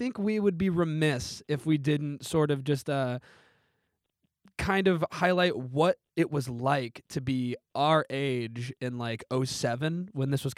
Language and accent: English; Canton, Illinois, United States; my hometown of Canton, Illinois, which has only got about 15,000 people